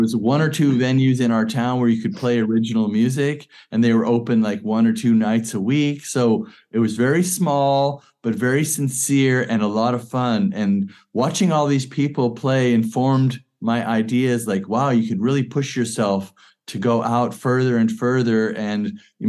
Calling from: Hebden Bridge, Yorkshire and the Humber, United Kingdom; I'm beaming in from West Yorkshire, UK, up here in Hebden Bridge.

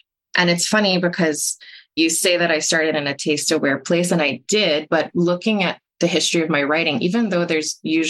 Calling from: Toronto, Ontario, Canada; I use she, her pronouns, and I'm reporting from Toronto on the traditional lands of the Mississaugas of the Credit, the Anishinaabe, the Chippewa, the Haudenosaunee, and the Wendakis.

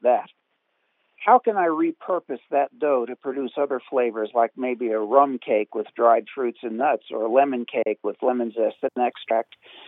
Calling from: North Carolina, United States; I'm from Western North Carolina.

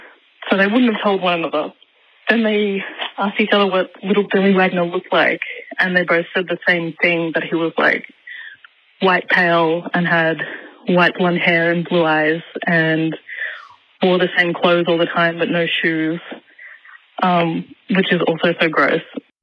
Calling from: Sydney, New South Wales, Australia; I'm calling from Sydney.

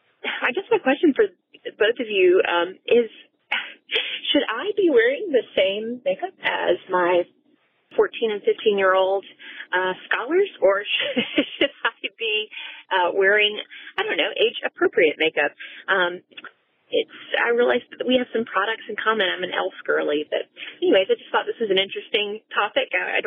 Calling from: Georgia, United States; I'm a teacher from Georgia.

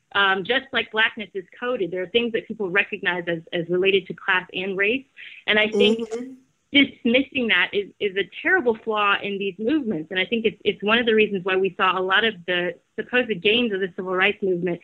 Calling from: Brazil; In Brazil.

